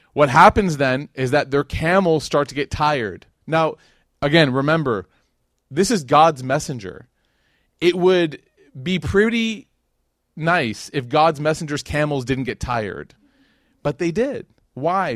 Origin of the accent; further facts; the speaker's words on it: Chicago, Illinois, United States; moved away as an adult; now in Dallas, United States; that was where I was raised. That was my, my upbringing in Chicago